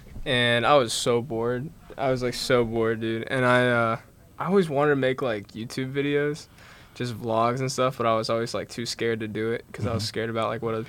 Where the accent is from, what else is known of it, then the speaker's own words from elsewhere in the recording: Charleston, West Virginia, United States; So I'm from Charleston, and I'm a junior this year.